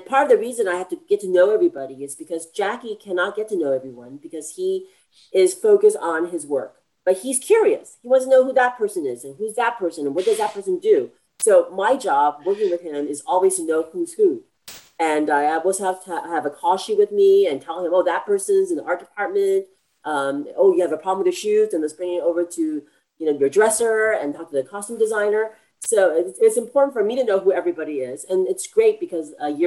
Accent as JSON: {"language": "English", "country": "United States", "said": "I'm from America"}